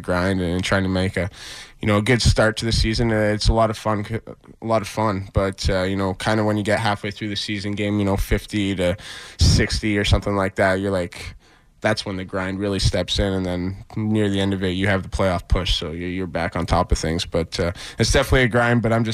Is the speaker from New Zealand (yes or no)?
no; London, Ontario, Canada; moved away; I go back home to my hometown of London, Ontario